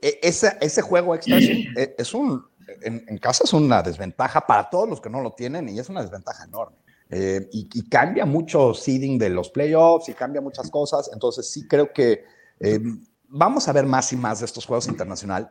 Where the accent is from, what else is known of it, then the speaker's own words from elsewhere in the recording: Mexico; moved away; siendo mexicano original, originalmente